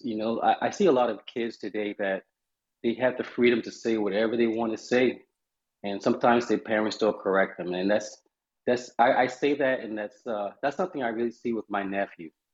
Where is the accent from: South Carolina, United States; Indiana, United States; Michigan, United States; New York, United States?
South Carolina, United States; Charleston; I'm calling from Charleston, South Carolina, where I'm from